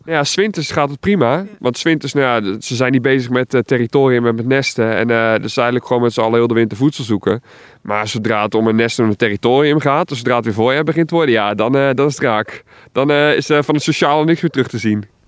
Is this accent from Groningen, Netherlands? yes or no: no; Alblasserwaard, South Holland, Netherlands; Ik kom zelf uit de Alblas Zwaard.